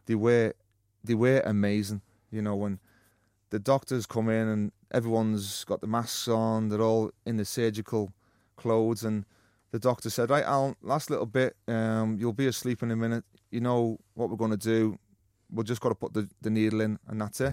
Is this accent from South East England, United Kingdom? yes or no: no; Liverpool, North West England, United Kingdom; a young lad growing up in Liverpool